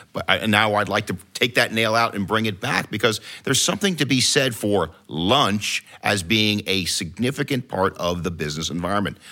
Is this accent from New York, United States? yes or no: yes; New York, United States; now in Washington, D.C., United States; I'm from New York as well